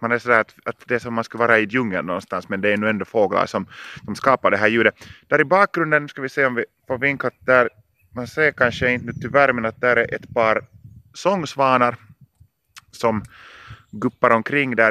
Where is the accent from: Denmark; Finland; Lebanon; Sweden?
Finland; Lappträsk, Uusimaa; moved away as an adult; now in Helsinki, Finland; där var jag född och uppväxt och där var jag bott mina 20 första år